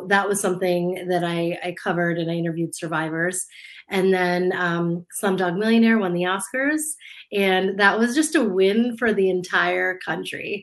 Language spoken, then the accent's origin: English; United States; also born or lived in India; I grew up in the States, my parents immigrated from India to just outside DC when I was two